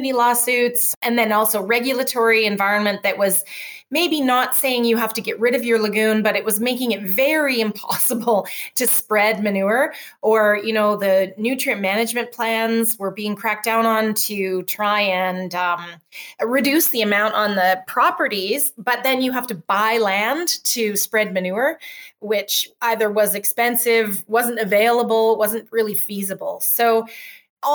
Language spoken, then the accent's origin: English; Calgary, Alberta, Canada; where I'm from in Calgary, Alberta